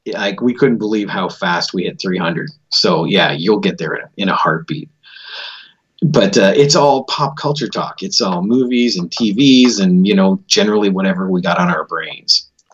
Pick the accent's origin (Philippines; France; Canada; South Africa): Canada; also born or lived in Florida; I was born right here in Canada